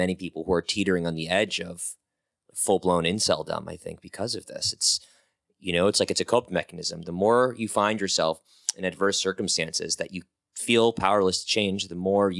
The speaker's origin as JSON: {"language": "English", "region": "New England", "country": "United States", "tie": "born or raised there", "said": "I grew up in New England"}